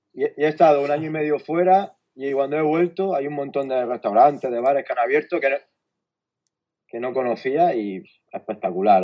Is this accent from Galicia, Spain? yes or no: no; Almería, Andalusia, Spain; soy de Almería